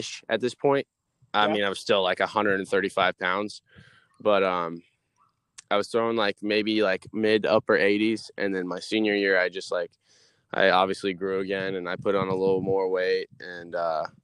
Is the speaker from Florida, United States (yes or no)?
yes; Williston, Florida, United States; also born or lived in Poughkeepsie, New York; I live in a small town, a little 30 minutes outside of Gainesville, Florida, where the Florida Gators are at. It's called Williston. I mean, I've been here all my life, and I mean, it's my hometown. This is where I grew up